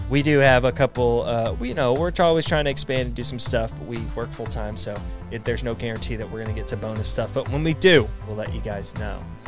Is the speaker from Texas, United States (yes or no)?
yes; East Texas, United States; I grew up in Texas and we're right next to, I grew up in the part that's, like, right next to Louisiana, too